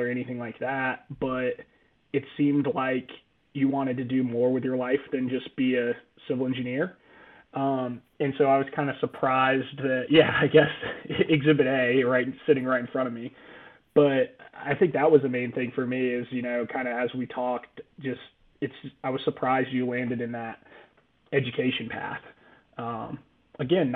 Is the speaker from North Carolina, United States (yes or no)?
yes; North Carolina, United States; moved away as an adult; also born or lived in Atlanta, Georgia; now in Savannah, United States; I grew up in North Carolina and then went to NC State for civil engineering